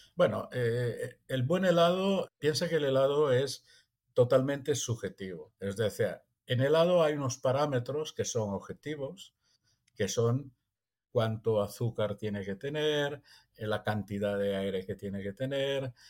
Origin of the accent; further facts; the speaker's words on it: Italy; now in Empuriabrava, Spain; soy italiano